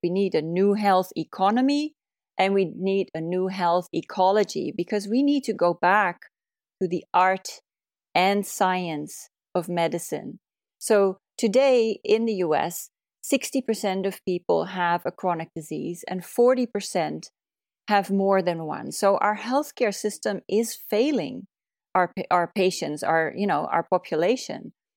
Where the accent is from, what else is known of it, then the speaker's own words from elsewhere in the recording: Netherlands; moved away as an adult; also born or lived in California, United States; now in Oregon, United States; originally, I'm from the Netherlands, where I went to medical school